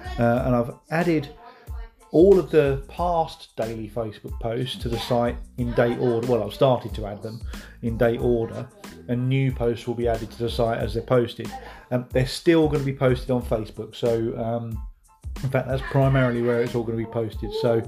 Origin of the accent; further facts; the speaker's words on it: East of England, United Kingdom; Ben and Ella's Farm Shop over at Baythorn End, which is a tiny hamlet near my hometown.